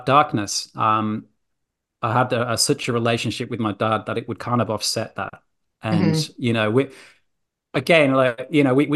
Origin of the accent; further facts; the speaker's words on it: Yorkshire and the Humber, United Kingdom; now in Australia; I'm a Yorkshire lad.